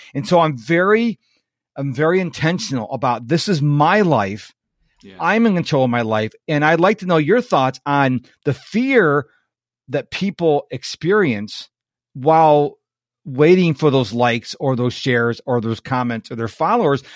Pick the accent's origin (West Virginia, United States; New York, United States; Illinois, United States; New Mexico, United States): New York, United States; Rochester; now in Houston, United States; I'm in Houston, and I'm originally from Rochester, which is right across the Lake Ontario from Toronto